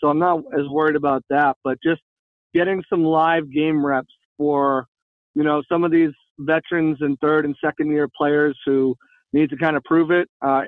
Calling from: Florida, United States; 813, it's me

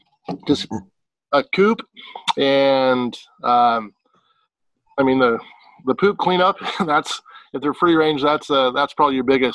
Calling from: Walla Walla, Washington, United States; Coming from Walla Walla, Washington, in my backyard, actually.

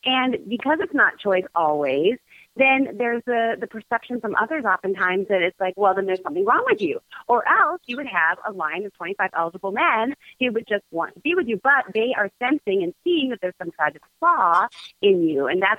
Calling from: Chicago, Illinois, United States

